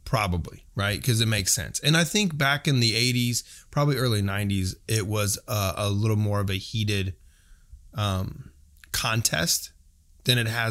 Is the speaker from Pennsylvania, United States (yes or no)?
no; Western Kansas, United States; now in Kansas City, United States; out in Western Kansas